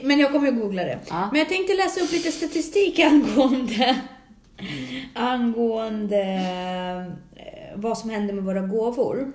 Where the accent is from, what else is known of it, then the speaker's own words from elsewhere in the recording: Russia; Jag är ju ryss